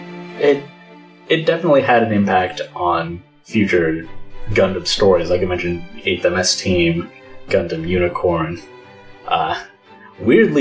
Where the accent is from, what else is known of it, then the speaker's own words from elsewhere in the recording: United States; a middle schooler growing up in the United States